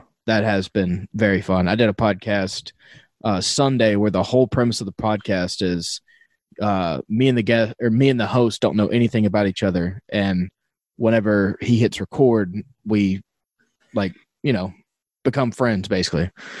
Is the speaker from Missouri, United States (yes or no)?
yes; St. Louis, Missouri, United States; I'm from Missouri, like St. Louis. I love the Cardinals.